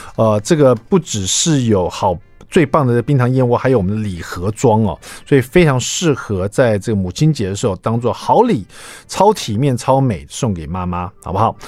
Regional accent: Taiwan; 我们台湾人做那种， 呃， 这种三层肉的卤肉

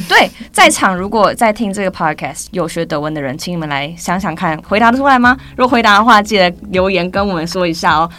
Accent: Taiwan; also born or lived in United Kingdom; 我们这种土生土长的老师，嗯、可能。都是在大学以后才到国外的

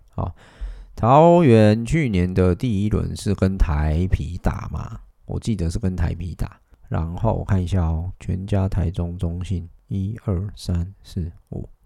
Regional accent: Taichung, Taiwan; 作为一个台中人

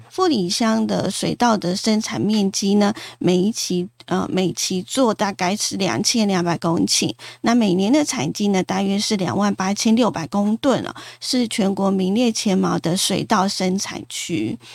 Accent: Yilan County, Taiwan; 我们宜兰的故乡

